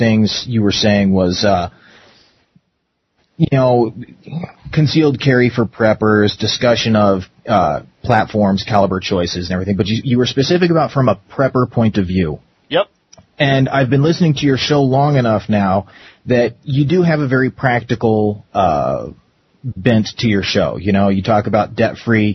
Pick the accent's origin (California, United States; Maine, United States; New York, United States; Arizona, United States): Arizona, United States; growing up in Arizona for so long.